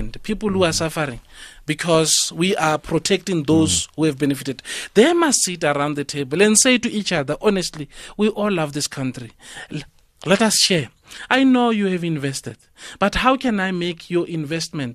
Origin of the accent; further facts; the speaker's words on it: Limpopo, South Africa; moved away; I come from Limpopo. I'm here. I don't have a place. I'm renting